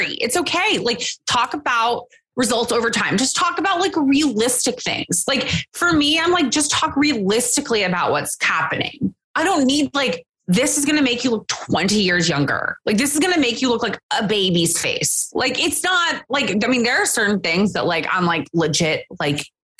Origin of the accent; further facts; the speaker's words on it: Texas, United States; I'm from Texas